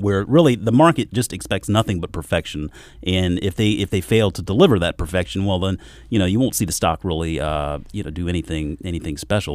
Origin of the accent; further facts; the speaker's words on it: South Carolina, United States; moved away; also born or lived in Georgia; growing up in South Carolina, moving up here from Georgia